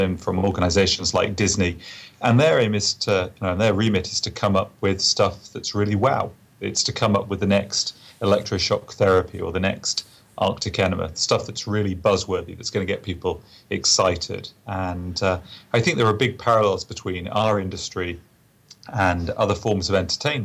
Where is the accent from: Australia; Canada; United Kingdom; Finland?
United Kingdom; England; moved away; me being an Englishman